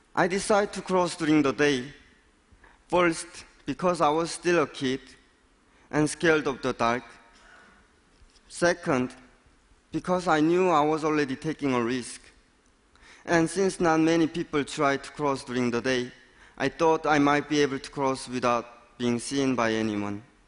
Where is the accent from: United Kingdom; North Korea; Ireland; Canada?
North Korea; now in United States; born and raised in North Korea